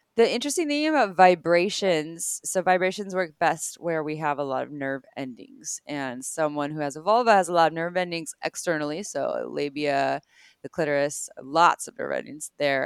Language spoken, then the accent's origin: English; Santa Cruz, California, United States; I grew up in Santa Cruz, California